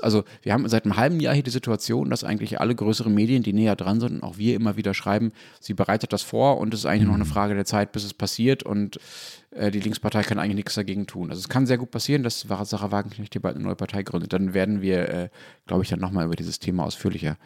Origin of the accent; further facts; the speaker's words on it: Germany; also born or lived in Dortmund; ich als Deutscher